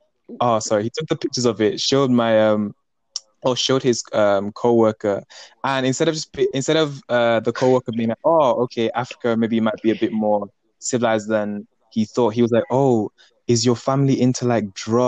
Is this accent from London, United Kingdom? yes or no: no; a small town in Wales, United Kingdom; Because I am from a small town in Wales. I was one of the very or one of the, if not the only Black person in my year.